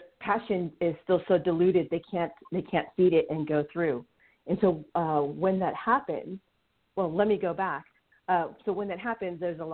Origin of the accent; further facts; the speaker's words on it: United States; also born or lived in Indonesia (family ancestry); I'm first generation American. My family came from Indonesia